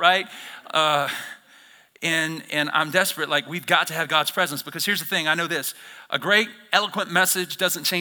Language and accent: English; Alabama, United States; moved away as an adult; now in Idaho, United States; I'm from Alabama originally, born and raised